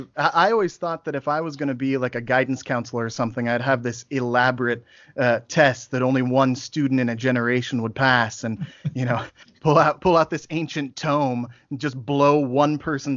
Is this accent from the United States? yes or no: yes; southeast Nebraska, United States; I'm from southeast Nebraska, so it's like there's like 12,000 people where I live and 14,000 cows.